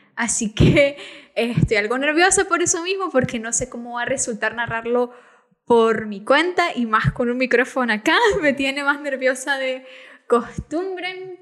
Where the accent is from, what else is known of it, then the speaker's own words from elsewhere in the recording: Nicaragua; soy nicaragüense